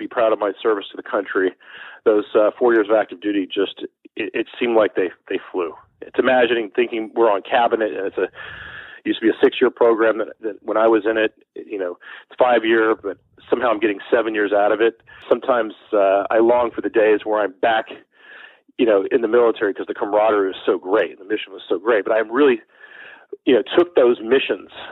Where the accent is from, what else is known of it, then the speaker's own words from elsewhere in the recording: Beaumont, Texas, United States; now in New York City, United States; Growing up in Beaumont, Texas, which was my hometown, a very small but thriving metropolis in southeast Texas